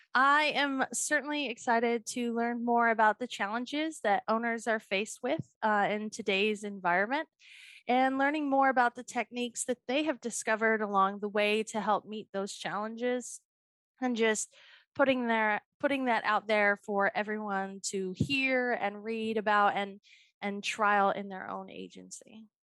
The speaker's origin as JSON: {"language": "English", "town": "Boulder", "region": "Colorado", "country": "United States", "moved": "yes", "lives_now": "Atlanta, United States", "said": "I'm originally from Boulder, Colorado"}